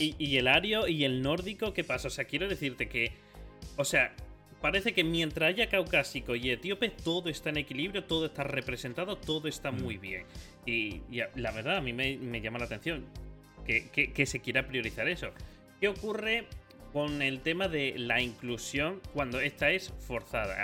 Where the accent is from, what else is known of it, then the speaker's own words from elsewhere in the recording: Spain; nosotros en España